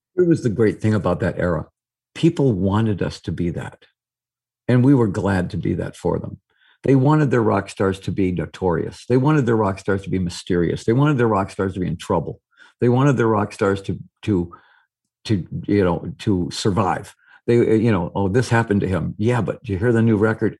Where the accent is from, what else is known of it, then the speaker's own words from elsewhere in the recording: Detroit, Michigan, United States; where are you from? I say Detroit